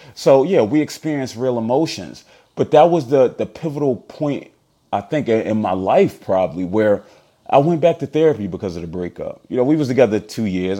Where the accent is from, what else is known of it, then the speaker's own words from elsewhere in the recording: Philadelphia, Pennsylvania, United States; from Philly